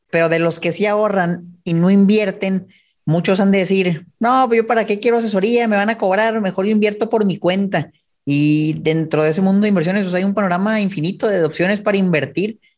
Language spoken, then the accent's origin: Spanish; Chihuahua, Mexico; yo soy de Chihuahua